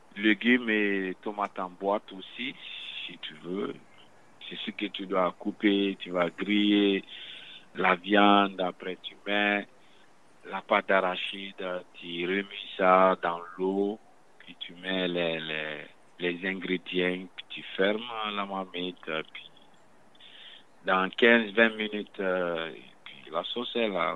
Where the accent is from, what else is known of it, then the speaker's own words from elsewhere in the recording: Guinea; moved away as an adult; also born or lived in Quebec; now in Montreal, Canada; Je viens de la Guinée-Conakry, Afrique de l'Ouest